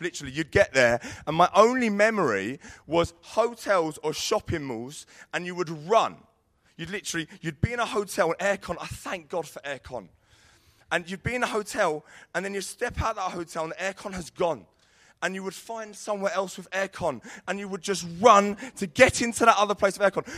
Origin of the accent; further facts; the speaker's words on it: Sidcup, London, United Kingdom; moved away as an adult; Sid Cup. That's where I grew up.